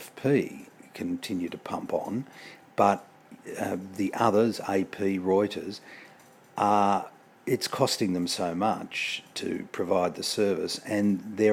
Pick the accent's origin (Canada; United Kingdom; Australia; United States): Australia; Being an Australian